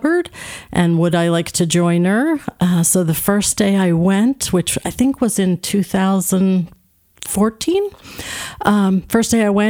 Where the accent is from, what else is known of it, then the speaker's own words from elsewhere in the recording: New Jersey, United States; moved away as an adult; now in Kennett Square, Pennsylvania, United States; Born and raised in South Jersey. So I'm a South Jersey girl